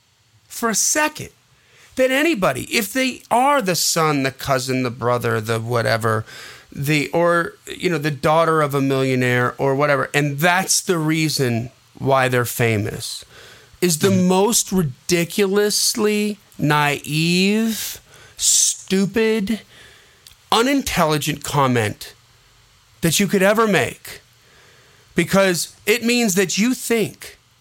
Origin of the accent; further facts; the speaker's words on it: Wisconsin, United States; I'm from Wisconsin and I have never seen cheese like that.